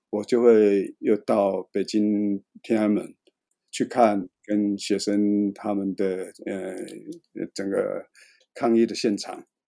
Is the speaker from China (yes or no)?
no; Taiwan; 我是台湾来的一个摄影记者